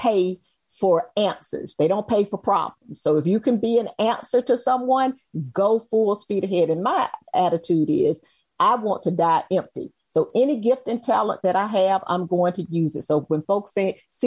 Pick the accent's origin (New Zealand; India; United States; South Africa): United States; Macon, Georgia; moved away; So I'm originally born and raised in Macon, Georgia.